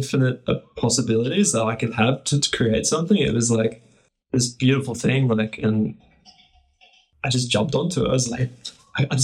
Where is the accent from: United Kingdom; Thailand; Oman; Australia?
Australia; Gold Coast, Queensland; I'm born and raised on the Gold Coast, which is a coastal city on the east coast of Australia